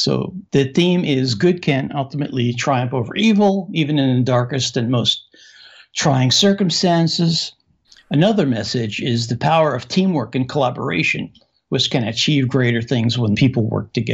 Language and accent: English; Pittsburgh, Pennsylvania, United States; also born or lived in Casablanca, Morocco; I was born in Casablanca, Morocco, and brought back to the U.S. as a five-year-old. And I grew up in Pittsburgh, Pennsylvania